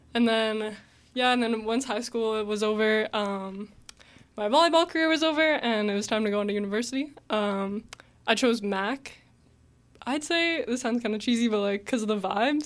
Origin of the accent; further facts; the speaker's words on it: Mississauga, Ontario, Canada; I grew up in Mississauga my whole life